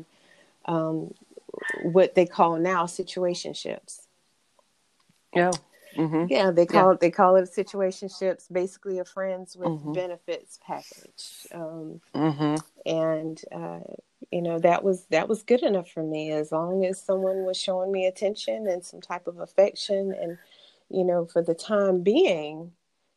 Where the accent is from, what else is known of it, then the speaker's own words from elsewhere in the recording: Bamberg County, South Carolina, United States; accent: country drawl; also born or lived in Olar, South Carolina; raised in a small county in South Carolina called Bamberg County. And I say Bamberg County because I started out in Bamberg, South Carolina. And then I moved to an even smaller town within the county called Oler, South Carolina.